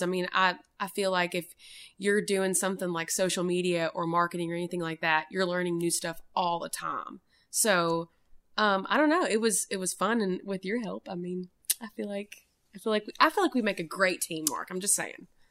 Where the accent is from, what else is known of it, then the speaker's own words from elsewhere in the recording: Maryville, Tennessee, United States; moved away as an adult; now in Nashville, United States; we are both from Maryville